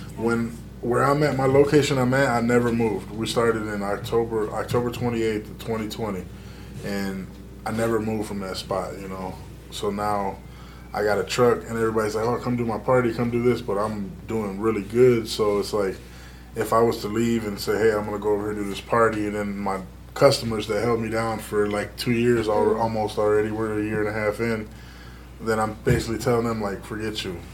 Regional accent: Dearborn, Michigan, United States; also born or lived in Detroit; I grew up in Dearborn, I went to Dearborn schools.

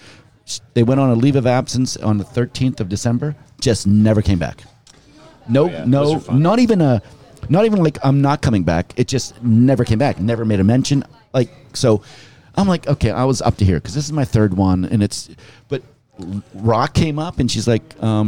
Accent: Pittsburgh, Pennsylvania, United States; moved away; I grew up in Pittsburgh.

